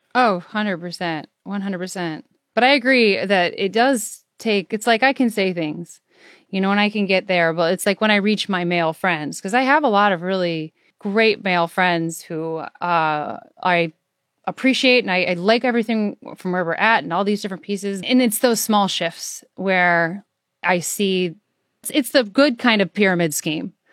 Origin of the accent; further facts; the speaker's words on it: Iowa, United States; I'm from Iowa